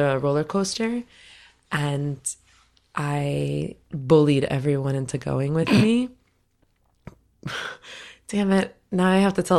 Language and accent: English; Florida, United States; moved away; I'm from Florida